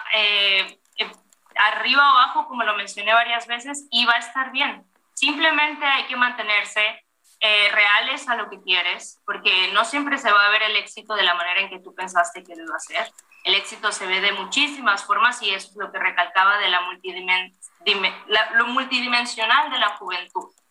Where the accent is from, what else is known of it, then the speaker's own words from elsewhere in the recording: Sinaloa, Mexico; now in Dominican Republic; Yo soy originaria de Sinaloa